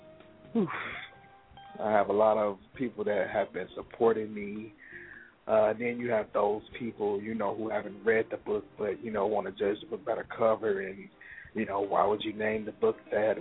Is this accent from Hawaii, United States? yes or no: no; Chicago, Illinois, United States; from Chicago, born and raised. Pretty much grew up here